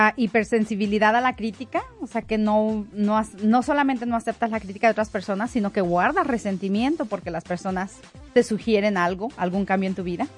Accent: Mexico; also born or lived in Denver, Colorado; como mexicana, aprecio lo mexicano

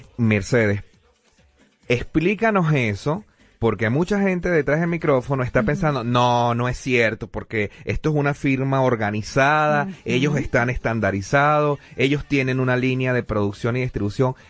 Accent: Venezuela; nuestro país, en Venezuela

